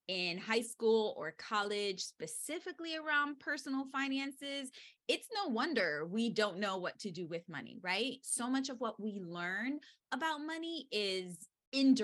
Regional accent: New York City, New York, United States; I was born and raised in the Bronx.

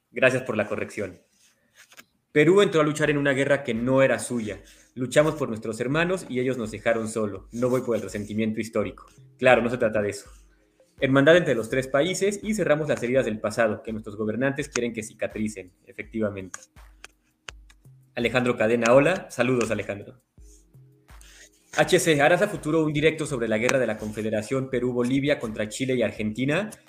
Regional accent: Mexico; Somos mexicanos.

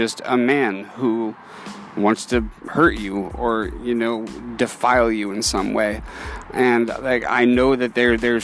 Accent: New Orleans, Louisiana, United States; I was born and raised in New Orleans, Louisiana, to immigrant parents

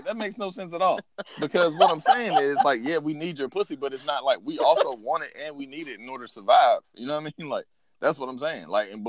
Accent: the South, United States; I'm a Southern man, like I'm born and raised in the South.

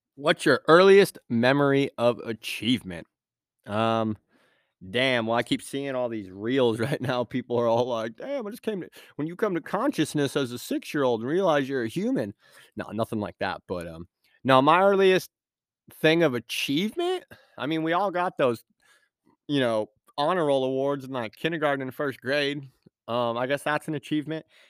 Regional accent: Point Arena, California, United States; moved away; I grew up in Me-, Mendocino, uh, Point Arena, California

